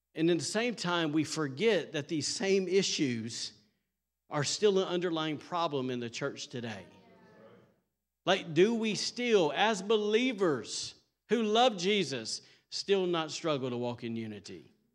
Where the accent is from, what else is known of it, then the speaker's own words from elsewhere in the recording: the South, United States; I'm from the South